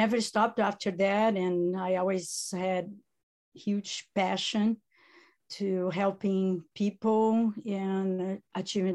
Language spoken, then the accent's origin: English; Italy; accent: Italian; first language Italian; English is a second language; moved away